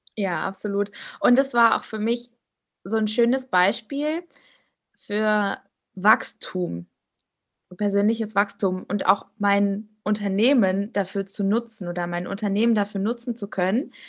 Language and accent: German; Germany; also born or lived in Finland; als Deutsche in Finnland